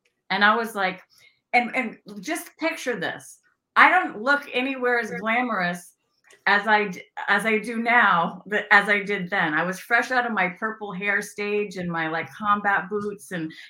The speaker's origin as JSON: {"language": "English", "region": "California", "country": "United States", "tie": "born or raised there", "also_born_or_lived": "Louisville, Kentucky", "said": "I grew up in Northern California, born and raised California girl. I also grew up in Louisville, Kentucky, where my stepfamily is from."}